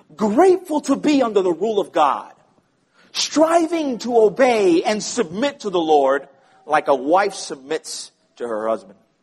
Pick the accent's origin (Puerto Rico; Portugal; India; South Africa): Puerto Rico; growing up in Puerto Rico